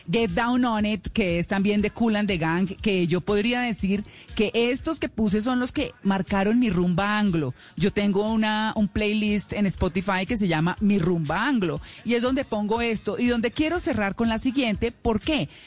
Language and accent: Spanish; Bogotá, Colombia; born there; also born or lived in Caquetá / Tolima / Boyacá / Santander; finalmente llegué a Bogotá y me quedé en Bogotá, en mi tierra, en mi tierra de nacimiento. Eh, como lo dije en el funeral de mis papás, tengo muchas tierras adoptivas. Eh, tengo el Caquetá, el Tolima, Boyacá y Santander